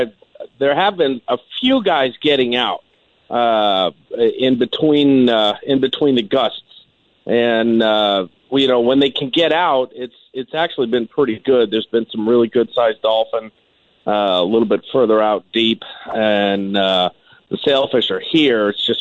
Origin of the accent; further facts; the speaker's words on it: South Florida, United States; I'm 39 years old, and I got my captain's license at the age of 19. I grew up in South Florida. Since I was 10 years old.